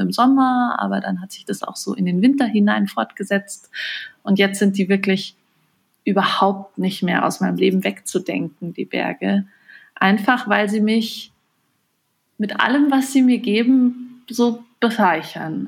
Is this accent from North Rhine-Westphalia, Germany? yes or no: no; Bavaria, Germany; moved away as an adult; also born or lived in Bremen; now in Munich, Germany; Ich bin auch in Bayern aufgewachsen